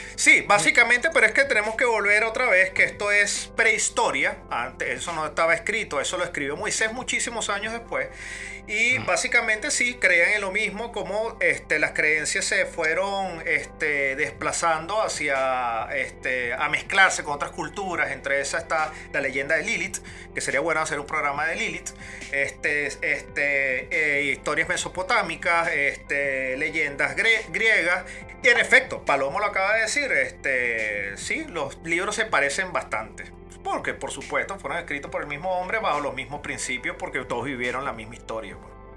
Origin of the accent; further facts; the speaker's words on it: Venezuela; moved away; 5 millones los que nos fuimos venezolanos por los chavistas